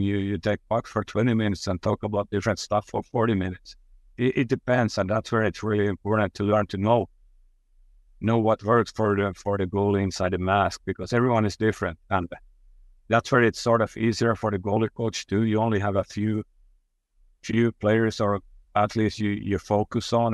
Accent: Finland; I'm from Finland

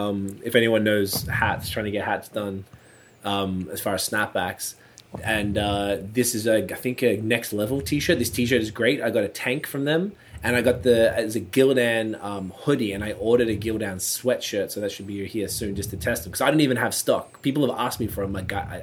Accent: Australia; now in Canada; Him and I are musicians. We're both rappers as well. We moved to Canada from Australia.

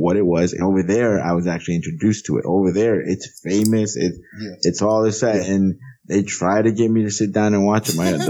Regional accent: United States; also born or lived in Honduras; Growing up in the United States

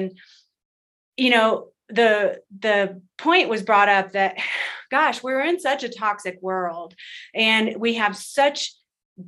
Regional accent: Texas, United States; moved away; also born or lived in West Coast; I'm from Texas. And then I moved to the West Coast

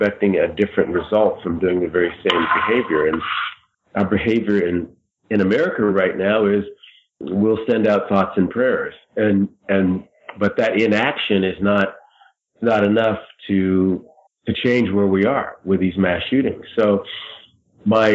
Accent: United States

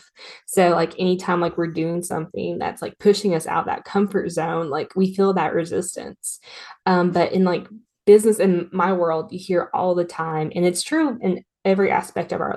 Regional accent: Tennessee, United States; I'm from Tennessee

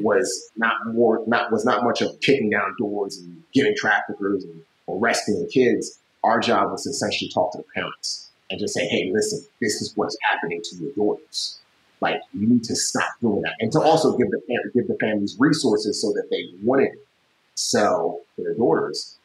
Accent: United States; as an American

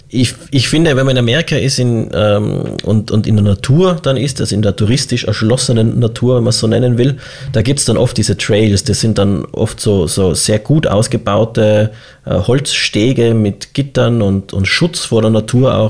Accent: Tyrol, Austria; als Tiroler

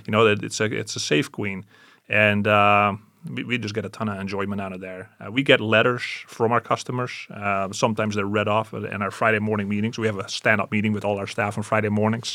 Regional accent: Canada; I'm Canadian

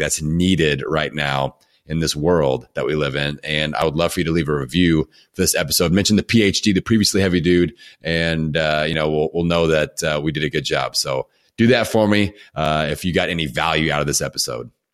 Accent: Bloomington, Indiana, United States; my hometown of Bloomington, Indiana

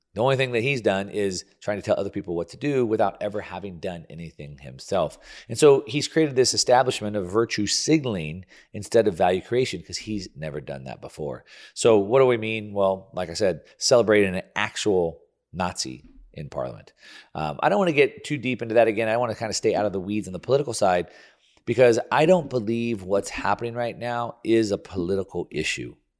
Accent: United States; me growing up in the land of the free, I have the Statue of Liberty and American flag tattooed on my body

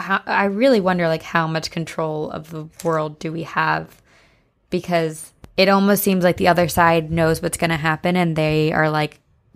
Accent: Pennsylvania, United States; moved away; I'm going home to Pennsylvania in a few weeks.

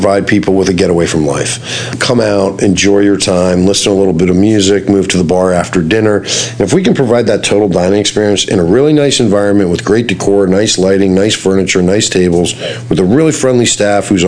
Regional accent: Washington, District of Columbia, United States; I grew up in Washington, D.C., washing dishes when I was 14.

